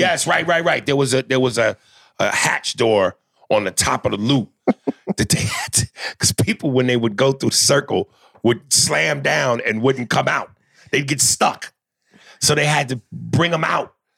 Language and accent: English; North Brunswick, New Jersey, United States; also born or lived in New York; when I moved from New York to New Jersey, this is where I met all my friends in, in, in North Brunswick